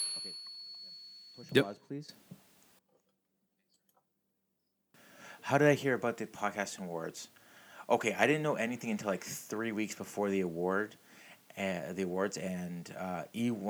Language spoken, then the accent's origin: English; Mississauga, Ontario, Canada; I grew up in Streetsville in Mississauga